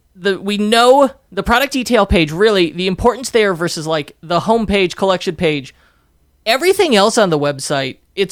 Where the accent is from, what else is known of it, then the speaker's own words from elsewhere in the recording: Park Ridge, Illinois, United States; And the street I grew up on in Park Ridge, Illinois